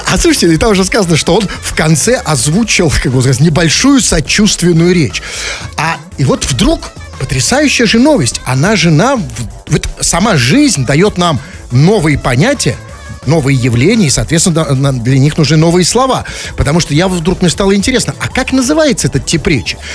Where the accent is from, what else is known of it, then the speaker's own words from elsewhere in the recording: Saint Petersburg, Russia; Мы, петербуржцы, говорим вежливо.